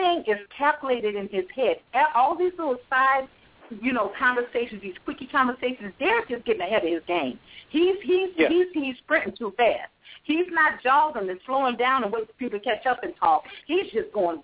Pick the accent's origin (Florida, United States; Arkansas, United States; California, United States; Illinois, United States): Illinois, United States; Chicago; moved away as an adult; now in North Carolina, United States; I'm born and bred in Chicago. But I did move to North Carolina 5 years ago for love